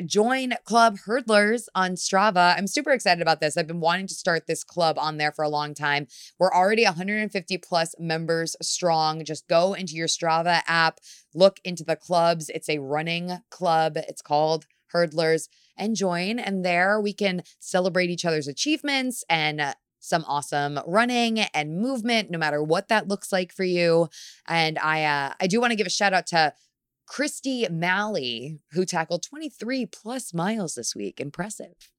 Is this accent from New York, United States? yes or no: yes; New York City, New York, United States; as a New Yorker